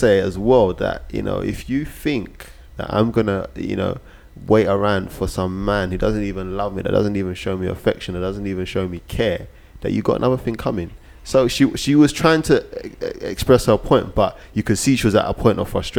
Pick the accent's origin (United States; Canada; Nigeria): Nigeria; as a Nigerian woman or someone that was from the same ethnic background or culture as him, I wouldn't even listen to him